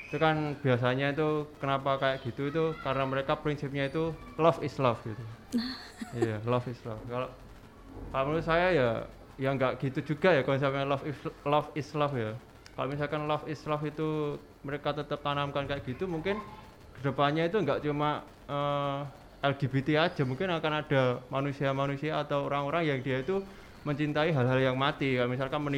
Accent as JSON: {"language": "Indonesian", "region": "Central Java", "country": "Indonesia", "lives_now": "Jember, Indonesia", "said": "Uh, saya kebetulan merantau."}